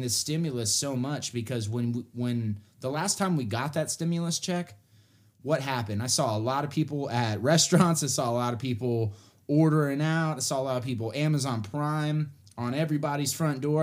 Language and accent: English; Texas, United States; moved away; also born or lived in West Coast; I grew up in Texas, but I left.